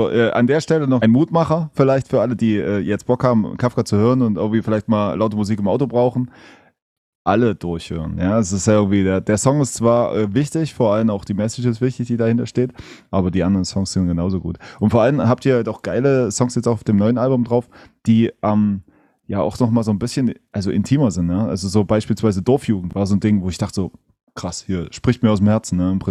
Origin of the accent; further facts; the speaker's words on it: Berlin, Germany; Ich komme aus der, aus der Großstadt, ich komme aus Berlin.